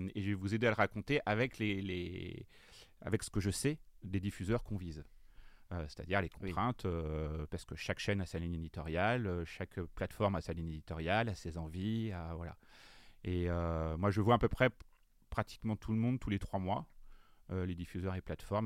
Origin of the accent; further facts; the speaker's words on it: Le Conquet, Brittany, France; now in Paris, France; je suis breton, euh, je viens euh, du fin fond de la Bretagne